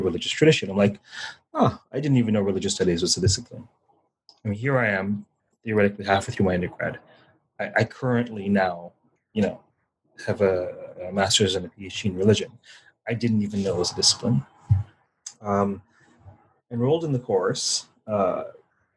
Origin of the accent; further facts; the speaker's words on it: Toronto, Ontario, Canada; I grew up in Toronto and my family was West Indian